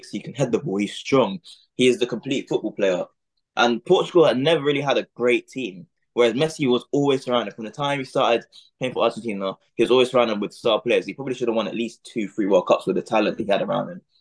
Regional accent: Jamaica; I mean, I'm Jamaican as well, so it's gonna have to be

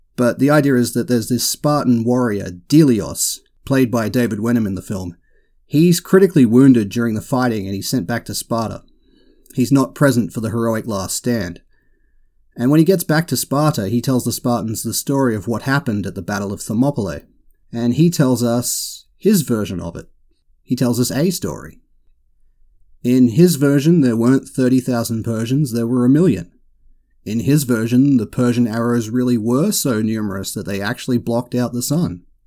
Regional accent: Australia; I can't help being Australian.

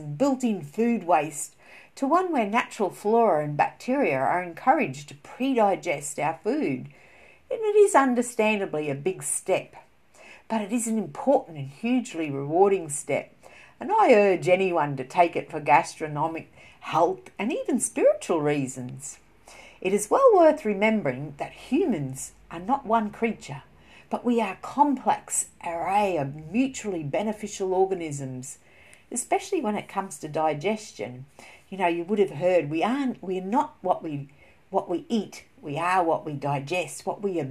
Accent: Australia; that's an Australian terminology, as you can tell by my voice here. I've got German ancestry, but I am born and bred in Australia

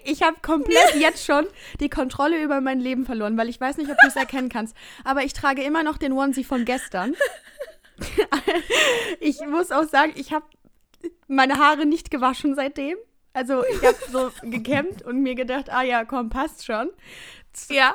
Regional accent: Baden-Württemberg, Germany; moved away; Richtung Baden-Württemberg begeben in meine Heimat

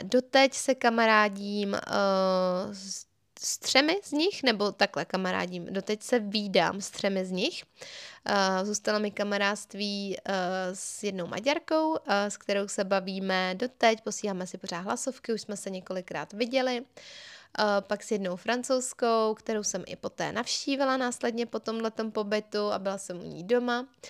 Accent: Czechia; also born or lived in England

